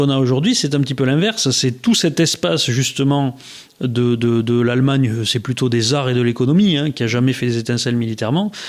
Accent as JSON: {"language": "French", "country": "France", "said": "Alors, en, plus en tant que Français."}